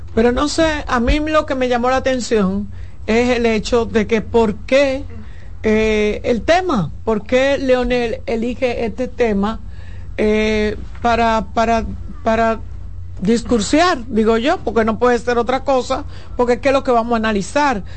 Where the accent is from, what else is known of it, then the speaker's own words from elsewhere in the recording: Santo Domingo, Distrito Nacional, Dominican Republic; yo soy del Ensanche Luperón